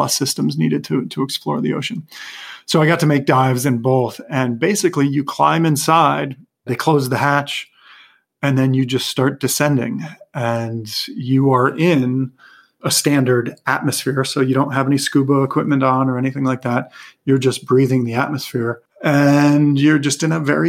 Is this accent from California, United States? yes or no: no; Vermont, United States; also born or lived in New Hampshire; now in Los Angeles, United States; having grown up in Vermont